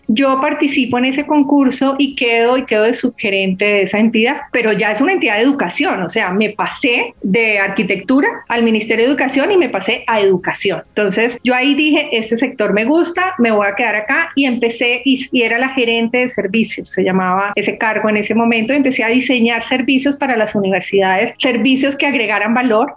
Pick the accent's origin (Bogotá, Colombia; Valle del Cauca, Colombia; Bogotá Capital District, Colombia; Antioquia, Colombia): Valle del Cauca, Colombia; Cali; Yo soy caleña, estudié en un colegio de monjas además